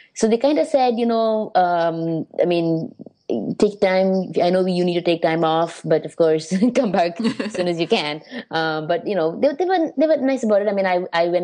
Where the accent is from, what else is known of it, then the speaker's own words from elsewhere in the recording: India; now in New York, United States; being Indian